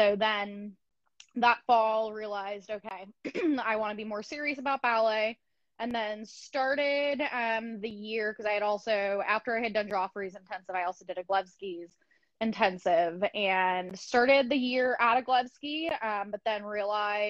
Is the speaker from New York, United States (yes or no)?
yes; Long Island, New York, United States; I grew up on Long Island in New York